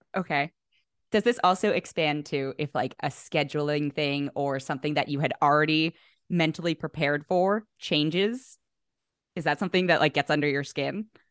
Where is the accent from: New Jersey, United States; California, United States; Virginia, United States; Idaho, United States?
California, United States; the Bay Area; moved away as an adult; also born or lived in New York; now in Los Angeles, United States; I'm from the Bay